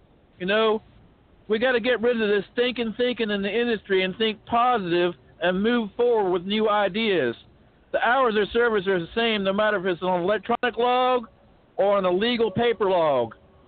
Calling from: Bryant, Arkansas, United States; I'm calling from Bryant, Arkansas.

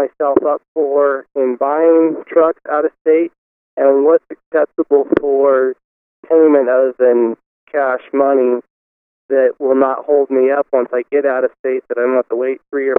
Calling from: Phoenix, Arizona, United States; I'm calling in from Seattle, but I'm actually based out of Phoenix, Arizona.

